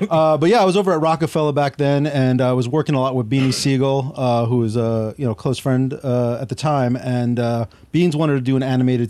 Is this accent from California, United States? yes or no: no; New York, United States; moved away; Originally, I'm from New York.